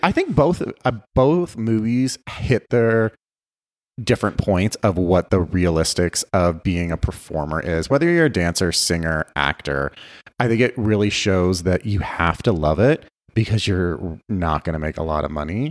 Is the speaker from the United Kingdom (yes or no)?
no; Guelph, Ontario, Canada; now in Las Vegas, United States; I grew up in Canada. I grew up in a, a small city just outside of Toronto called Guelph